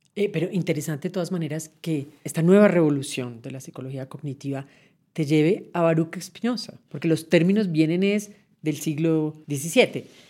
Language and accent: Spanish; Colombia; como colombiano de hoy